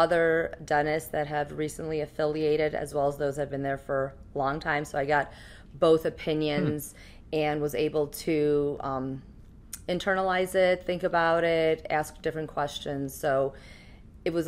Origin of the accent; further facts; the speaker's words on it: Cleveland, Ohio, United States; I am from Cleveland, and I decided to go back to the Cleveland area